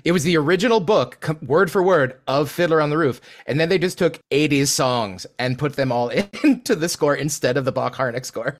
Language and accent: English; United States; as an American